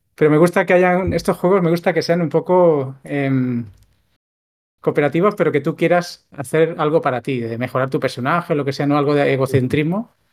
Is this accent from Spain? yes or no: yes; a town outside Barcelona city, Catalonia, Spain; mi pueblo, no estoy en Barcelona ciudad, en mi pueblo que hubiera una tienda ya era, ya era muy extraño